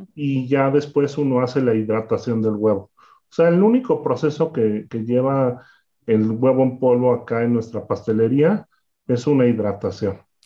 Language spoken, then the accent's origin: Spanish; Mexico; una historia como muchos de los pasteleros de, México